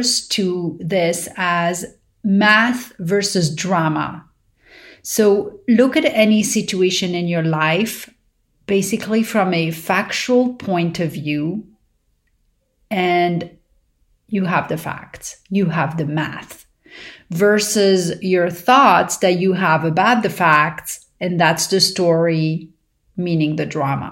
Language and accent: English; Paris, Île-de-France, France; growing up in Paris